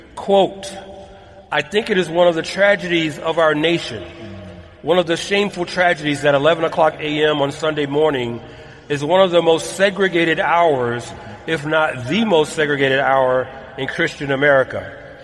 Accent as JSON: {"language": "English", "town": "Atlanta", "region": "Georgia", "country": "United States", "tie": "born or raised there", "moved": "as an adult", "lives_now": "Southern California, United States", "said": "my hometown of ATL"}